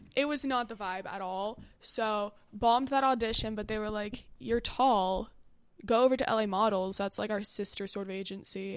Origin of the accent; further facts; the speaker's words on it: Westlake Village, California, United States; I'm from Westlake Village.